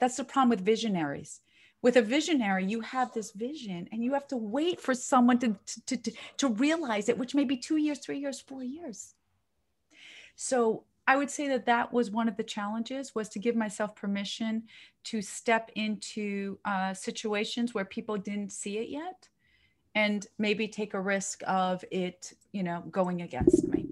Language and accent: English; Israel; moved away; in my country, 'cause I'm from Israel